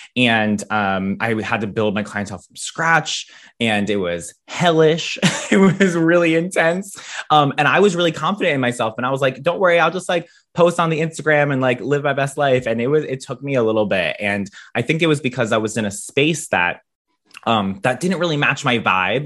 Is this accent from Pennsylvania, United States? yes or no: yes; near Philadelphia, Pennsylvania, United States; moved away as an adult; now in York, United States; I grew up a little bit closer to Philly